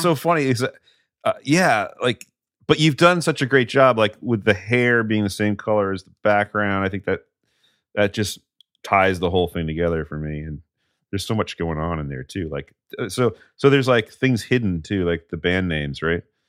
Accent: New England, United States; growing up in New England

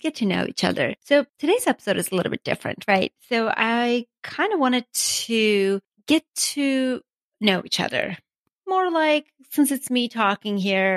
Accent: Armenia; English is a second language; moved away as an adult; also born or lived in Ocean City, Maryland; now in United States; I was born and raised in Armenia

